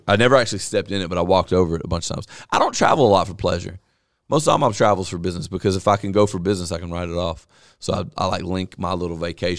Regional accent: Vernon, United States; I'm from Vernon.

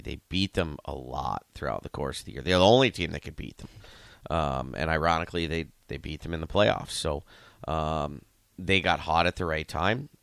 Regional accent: Youngstown, Ohio, United States; I'm from Youngstown

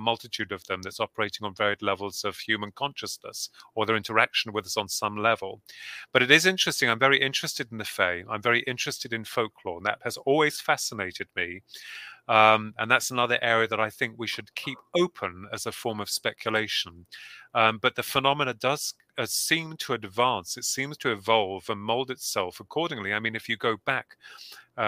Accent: Bedford, East of England, United Kingdom; we come from Bedford

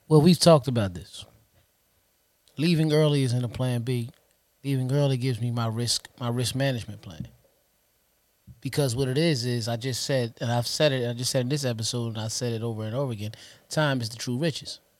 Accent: Trenton, New Jersey, United States; we born and raised in Trenton, New Jersey

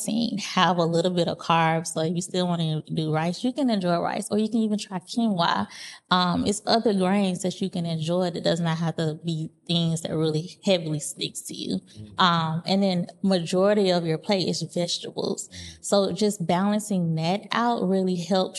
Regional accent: the South, United States; being from the South, we're big on holding on to those cultural things that we like to eat

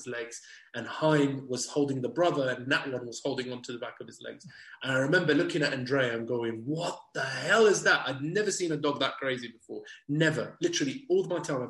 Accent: England, United Kingdom; we're two English people gone over there

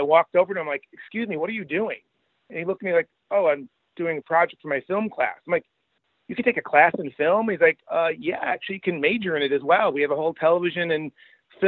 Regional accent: Rochester, New York, United States; I grew up in Rochester, New York

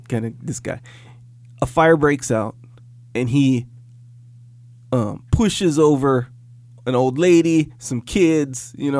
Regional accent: Kauai, Hawaii, United States; When I moved here from Kauai, I had that where my feet were all tough. Because, you go barefoot. You wear slippers all the time. You go barefoot everywhere.

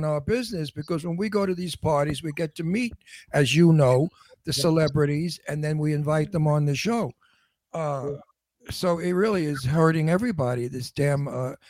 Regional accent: Garden City, New York, United States; accent: New York; also born or lived in Astoria, Queens; I was from Garden City.

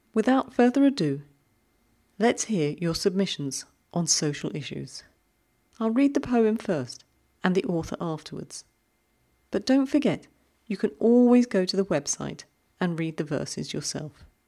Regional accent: United Kingdom; we're both British

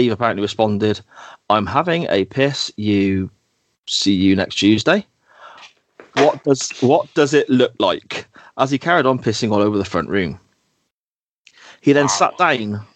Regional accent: Gloucester, South West England, United Kingdom; growing up around Gloucester at that time

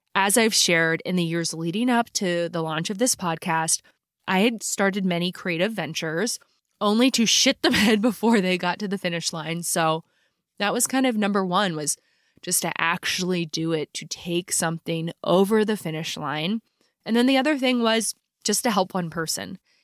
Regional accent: Philadelphia, Pennsylvania, United States; I grew up in Philly

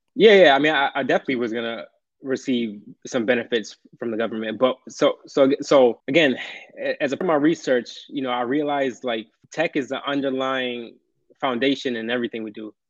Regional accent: upstate New York, United States; I've been actually from upstate uh, New York, so way upstate.

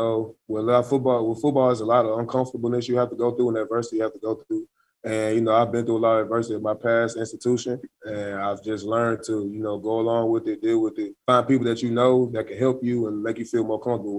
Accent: Memphis, Tennessee, United States; moved away; I'm from Memphis, Tennessee.

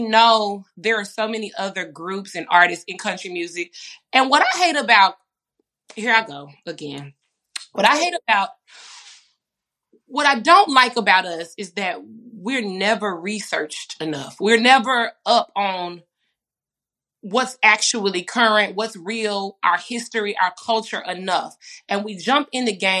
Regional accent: Dallas, Texas, United States; I grew up in Dallas, Texas

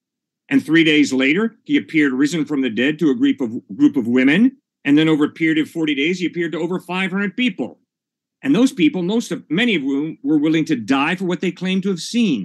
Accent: New York City, New York, United States; I was born in New York City in 1954.

